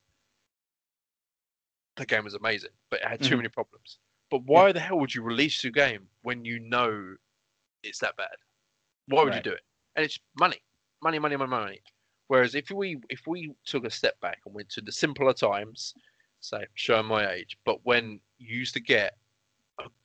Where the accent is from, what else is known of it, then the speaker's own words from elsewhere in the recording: England, United Kingdom; I'm English. I'm British. Come from England